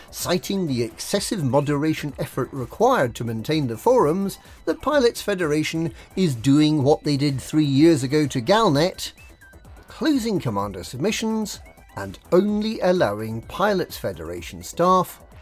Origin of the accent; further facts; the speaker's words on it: Glasgow, Scotland, United Kingdom; I wear tartan trousers, and I come from Glasgow. Can you tell?